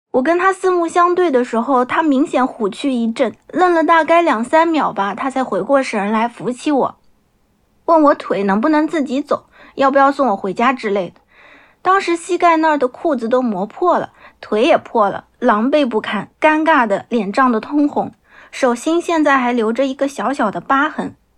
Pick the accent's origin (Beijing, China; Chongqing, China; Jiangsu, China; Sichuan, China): Jiangsu, China; Nanjing; 我来自江苏南京，目前从事的是儿童绘本插画师的工作